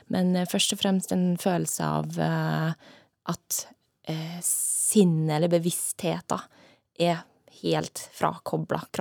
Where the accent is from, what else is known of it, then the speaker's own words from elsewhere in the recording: Trondheim, Trøndelag, Norway; moved away; also born or lived in United States; Ja, jeg er oppvokst i Trondheim, eh, men flytta derfra ganske tidlig. Jeg eh, har bodd mye i utlandet, bodd mesteparten av tida i USA.